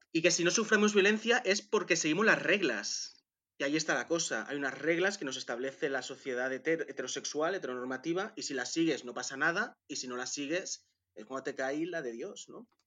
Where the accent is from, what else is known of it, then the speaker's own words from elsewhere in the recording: Manresa, Catalonia, Spain; nací en, en Manresa